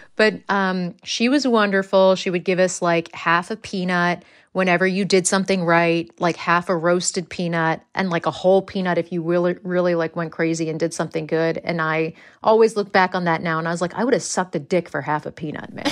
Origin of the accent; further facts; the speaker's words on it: United States; accent: American; moved away as an adult; now in England; my American accent